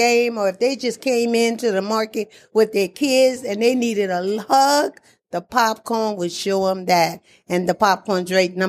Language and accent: English; Louisiana, United States; moved away as an adult; now in Atlanta, United States; at the age of seven, growing up in Louisiana